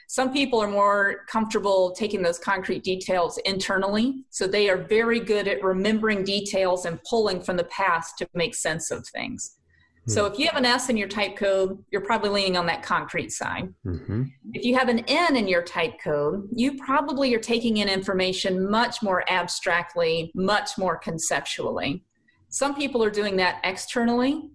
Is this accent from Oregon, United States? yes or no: no; South Carolina, United States; accent: southern; moved away as an adult; now in Canton, United States; born and raised in South Carolina. Ended up here in Canton, Ohio